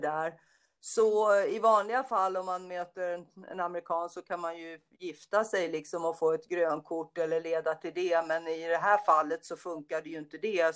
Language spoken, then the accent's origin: Swedish; Stockholm, Stockholm County, Sweden; moved away as an adult; also born or lived in United States; jag är ju från Söder också och när jag växte upp och bodde på Söder när jag var liten